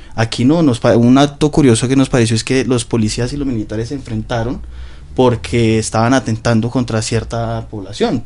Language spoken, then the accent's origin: Spanish; Colombia; moved away as an adult; also born or lived in Ibagué, Colombia; now in Ecuador; vivimos nosotros como colombianos